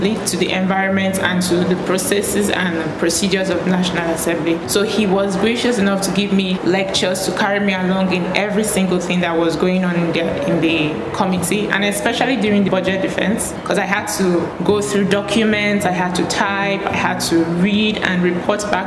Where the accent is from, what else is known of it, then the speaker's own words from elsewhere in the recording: Bayelsa, Nigeria; I am from Bayelsa State.